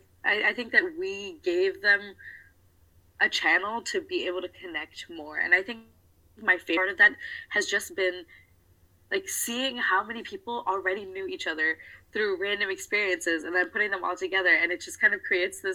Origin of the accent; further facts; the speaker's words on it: United States; I'm a South Asian American woman